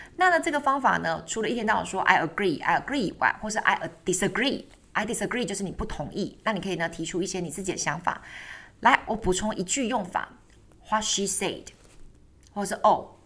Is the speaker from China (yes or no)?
no; Taiwan; 当我们台湾人如果以后出去的时候